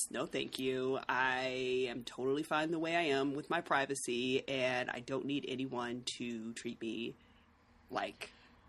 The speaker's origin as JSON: {"language": "English", "country": "United States", "said": "as an American"}